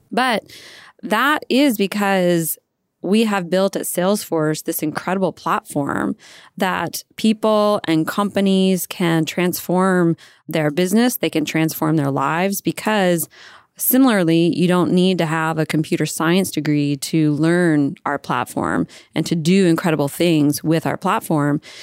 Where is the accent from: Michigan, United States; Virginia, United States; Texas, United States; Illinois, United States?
Virginia, United States; moved away as an adult; also born or lived in California; I was raised in Virginia.